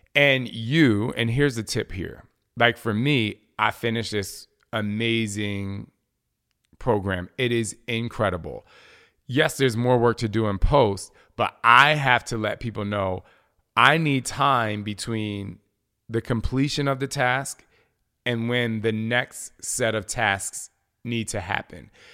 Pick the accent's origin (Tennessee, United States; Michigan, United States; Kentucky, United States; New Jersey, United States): New Jersey, United States; I'm from Jersey